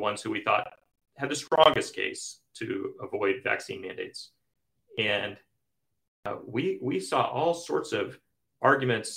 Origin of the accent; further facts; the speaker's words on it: Kansas City, United States; I grew up in Kansas City